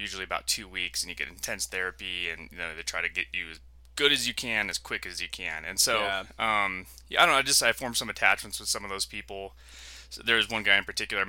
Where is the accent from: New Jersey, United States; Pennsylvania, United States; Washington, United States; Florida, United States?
Washington, United States; Yakima; moved away as an adult; now in Albuquerque, United States; I'm from Washington State